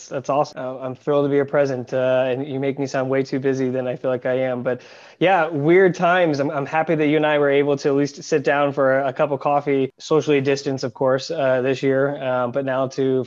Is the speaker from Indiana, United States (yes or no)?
yes; Indianapolis, Indiana, United States; moved away as an adult; also born or lived in Chicago / San Francisco; now in Berlin, Germany; a really good friend of mine who I grew up with in Indianapolis, Indiana. So I'll give a shout out to my fellow Hoosiers